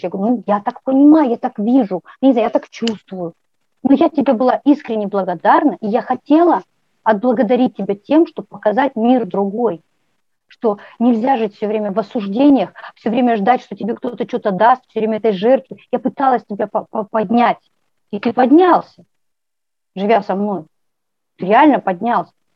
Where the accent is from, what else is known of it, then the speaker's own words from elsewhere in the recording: Kazakhstan; я родилась в Казахстане